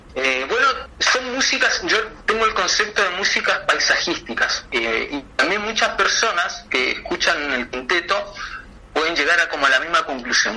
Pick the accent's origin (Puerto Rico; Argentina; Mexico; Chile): Chile; Chilean Patagonia; yo soy chileno de la Patagonia